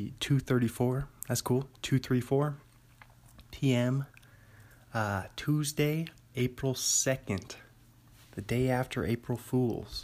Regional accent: Bothell, Washington, United States; now in Pullman, United States; I'm from Bothell, Washington originally. Live in Pullman, Washington

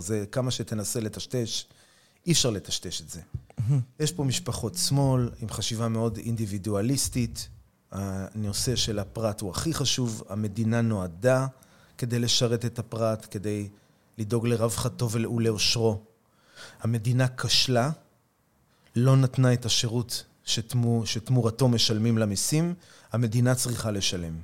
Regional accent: Tel Aviv, Tel Aviv District, Israel; moved away as an adult; now in Kiryat Arba; אני יליד תל אביב, וגדלתי פה באזור, באזור המרכז

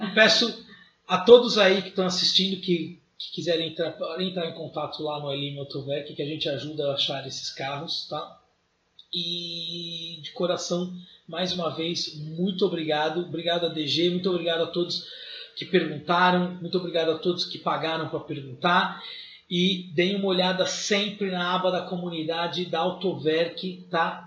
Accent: Brazil; Eu sou tupiniquim, vim do Brasil

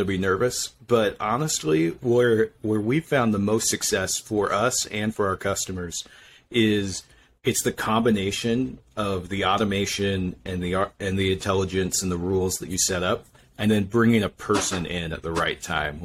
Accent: Idaho, United States; moved away as an adult; now in Utah, United States; I'm originally from Idaho, and, I came down here to BYU

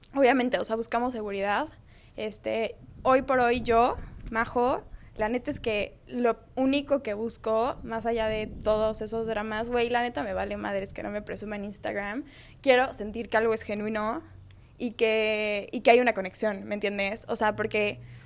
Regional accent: Mexico City, Mexico; now in Culiacán, Mexico; soy chilanga, vivo en Culiacán

